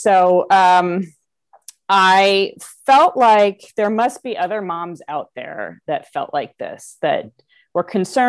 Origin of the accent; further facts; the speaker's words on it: Kansas City, Missouri, United States; also born or lived in St. Louis; But so I'm actually from Kansas City originally, but bounced around between Kansas City and St. Louis mostly growing up. Lived a few other places as well.